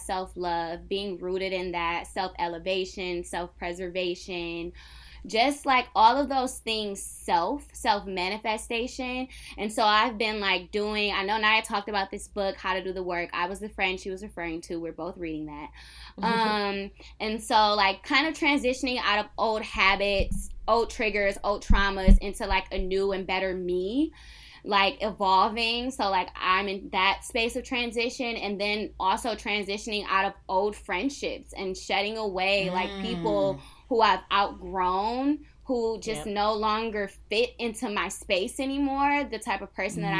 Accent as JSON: {"language": "English", "town": "Detroit", "region": "Michigan", "country": "United States", "tie": "born or raised there", "also_born_or_lived": "Southfield, Michigan", "accent": "African American vernacular", "said": "I was born and raised in Detroit, Michigan"}